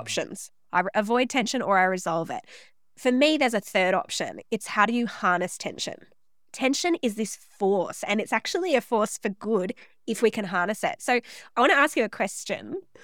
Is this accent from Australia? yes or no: yes; Central Coast, New South Wales, Australia; I was born on the Central Coast in New South Wales